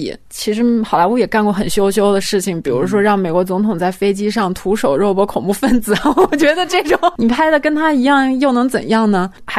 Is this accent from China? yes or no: yes; China; 这次我并不会因为我也是中国人，就觉得这么表达就是一件非常。